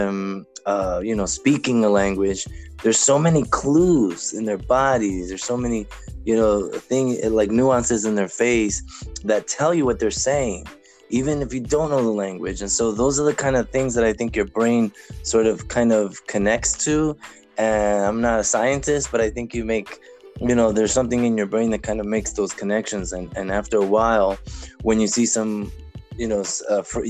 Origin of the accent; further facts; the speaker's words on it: United States; we're so American